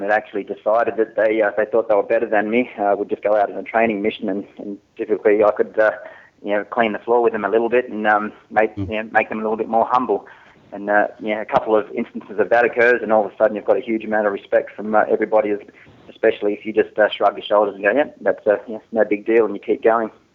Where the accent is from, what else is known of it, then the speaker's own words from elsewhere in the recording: Newcastle, New South Wales, Australia; I grew up in Newcastle